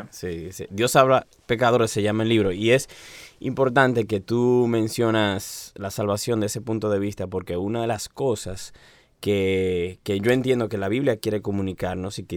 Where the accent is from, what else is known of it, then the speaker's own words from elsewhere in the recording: Santiago de los Caballeros, Santiago, Dominican Republic; moved away as an adult; now in Santo Domingo, Dominican Republic; yo soy el segundo hijo del pastor Oscar Arocha de Santiago de los Caballeros.